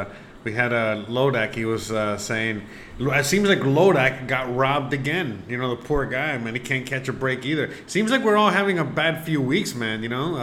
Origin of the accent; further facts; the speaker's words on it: Buffalo, New York, United States; moved away; even though I'm from Buffalo, even though I live in Utah